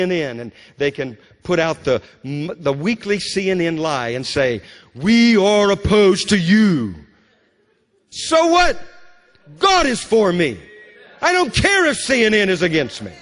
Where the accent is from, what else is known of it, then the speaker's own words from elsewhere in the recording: Louisiana, United States; When I was a young boy growing up in Louisiana